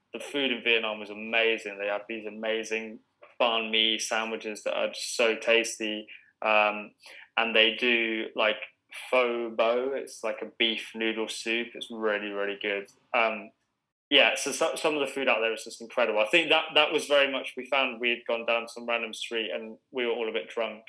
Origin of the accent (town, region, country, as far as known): England, United Kingdom